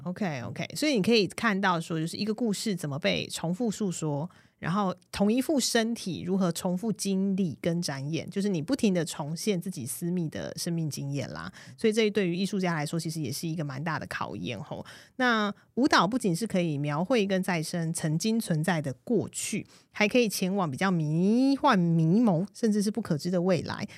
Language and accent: Chinese; Taiwan; 如果我今天不是在我的出生地 不是在台湾